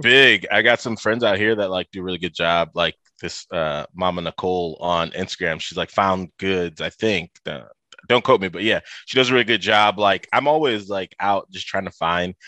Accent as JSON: {"language": "English", "town": "Toledo", "region": "Ohio", "country": "United States", "tie": "born or raised there", "said": "I, uh, grew up in the Midwest. I'm from, uh, Toledo, Ohio"}